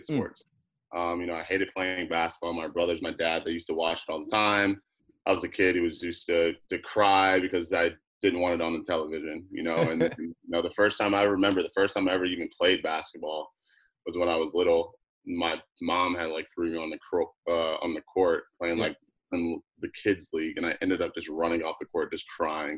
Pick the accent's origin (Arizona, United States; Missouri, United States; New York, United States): Arizona, United States; Phoenix; also born or lived in Las Vegas / Texas / California / Alaska; Obviously, I was born in Vegas, so I lived in Vegas. and then, Arizona. So I've just been all over. And then growing up, I went to, a little bit of junior high school, in high school in Phoenix, Arizona.